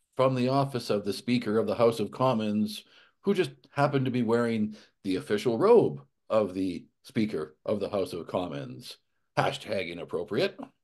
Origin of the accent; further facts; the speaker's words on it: Alberta, Canada; moved away; I grew up in Alberta